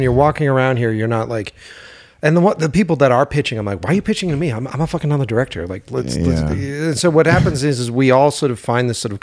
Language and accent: English; Boston, Massachusetts, United States; moved away as an adult; now in Los Angeles, United States; I think we're both from Boston originally, and I directed in Boston for 18 years